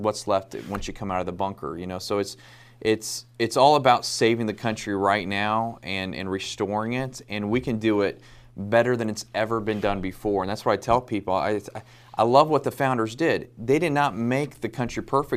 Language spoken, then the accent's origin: English; Kansas, United States; now in South Carolina, United States; I'm originally from Kansas, but I live in South Carolina now.